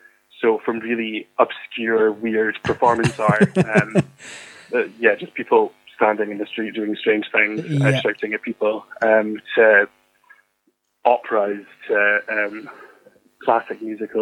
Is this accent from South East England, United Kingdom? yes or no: no; Fife, Scotland, United Kingdom; also born or lived in Edinburgh; I'm from Fife up in Scotland.